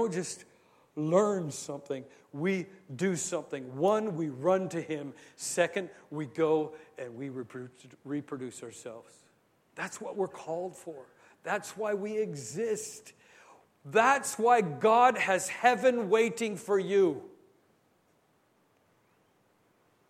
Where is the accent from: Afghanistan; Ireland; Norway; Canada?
Canada; I'm Canadian